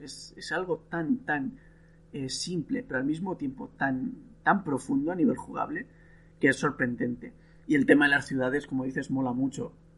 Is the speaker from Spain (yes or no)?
yes; Spain; now in Italy; yo soy español, el país donde mejor se come del mundo, y vivo en Italia